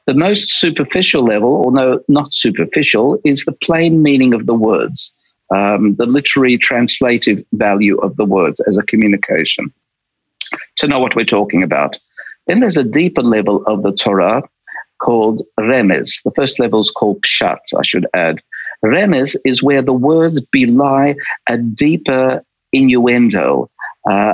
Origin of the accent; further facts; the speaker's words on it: Melbourne, Victoria, Australia; first language Polish; also born or lived in Krakow, Poland; I was raised in a suburb called West Brunswick for the first dozen years of my life